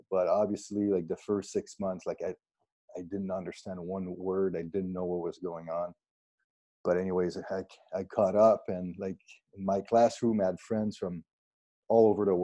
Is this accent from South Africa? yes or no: no; Saint-Césaire, Quebec, Canada; born or raised there; English is a second language; also born or lived in Granby